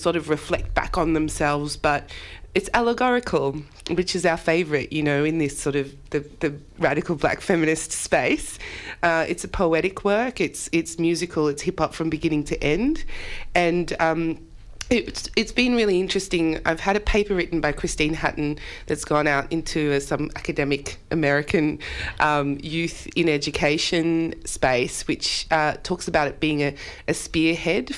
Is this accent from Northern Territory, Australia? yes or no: no; Campbelltown, New South Wales, Australia; Campbelltown, my hometown